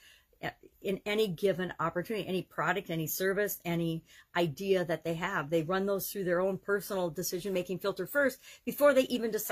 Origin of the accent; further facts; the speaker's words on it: Wisconsin, United States; Oshkosh, Wisconsin, my home state